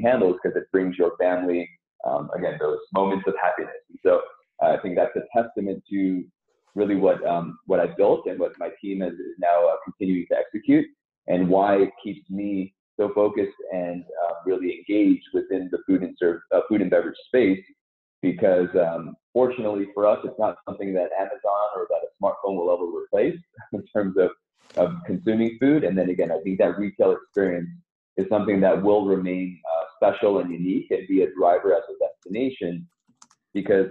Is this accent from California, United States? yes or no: yes; Southern California, United States; also born or lived in Seoul, South Korea; I grew up in Southern California, but was originally born in Seoul in South Korea. So I immigrated with my parents in the early 80s